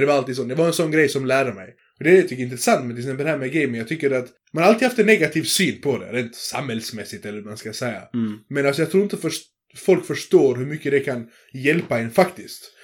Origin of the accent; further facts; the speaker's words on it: Sweden; jag är född i Sverige